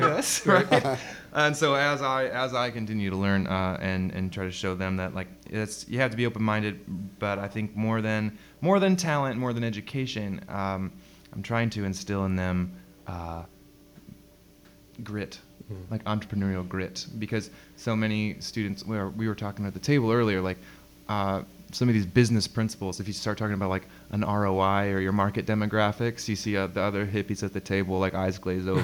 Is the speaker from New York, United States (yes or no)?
no; Florida, United States; I grew up in Florida